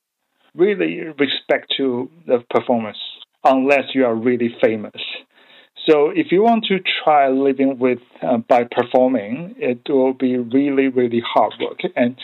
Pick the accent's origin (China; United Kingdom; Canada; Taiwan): Taiwan; English is a second language; moved away as an adult; now in Melbourne, Australia; I come from Taiwan.